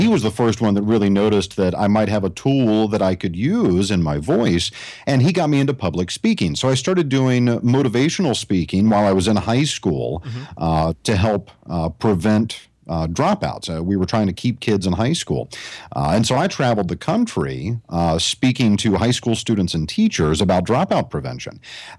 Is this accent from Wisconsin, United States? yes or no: no; Asheville, North Carolina, United States; accent: Southern accent; now in Central Florida, United States; Originally, I'm from Asheville, North Carolina, up in the mountains, born and raised. But it took me years to train my Southern accent out of me.